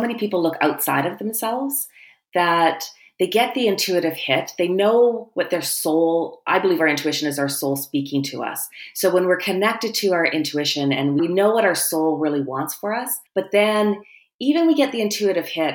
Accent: Canada; as a Canadian

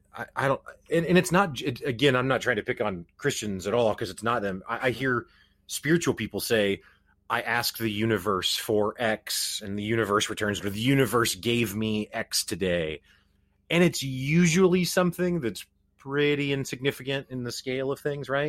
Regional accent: Springfield, Missouri, United States; I grew up in the Midwest. I'm from Springfield, Missouri

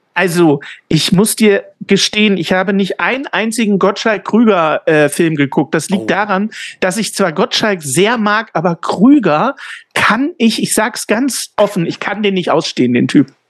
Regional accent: Ulm, Baden-Württemberg, Germany; moved away; meine Heimat Ulm

